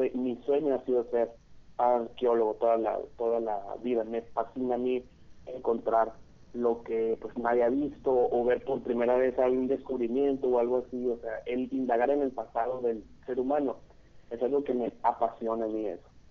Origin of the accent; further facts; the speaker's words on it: Hermosillo, Sonora, Mexico; soy aquí de Hermosillo, Sonora